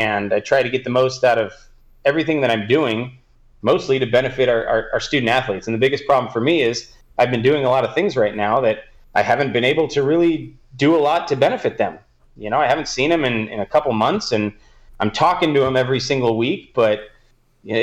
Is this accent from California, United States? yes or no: yes; Southern California, United States; I am from Southern California